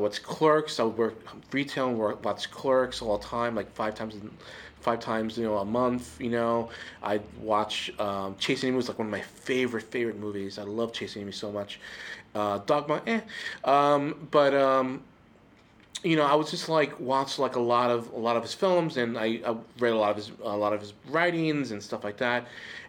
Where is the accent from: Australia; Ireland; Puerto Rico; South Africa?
Puerto Rico; Okay, so I grew up in Puerto Rico, And growing up in Puerto Rico, I felt like I was a mutant.